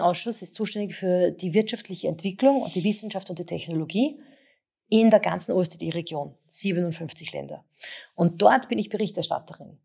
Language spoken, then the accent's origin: German; Vienna, Austria; bin ja selber aus der Donaustadt